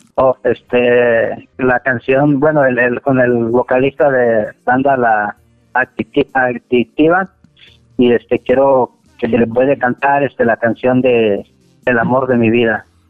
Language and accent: Spanish; Michoacán, Mexico; moved away; De Michoacán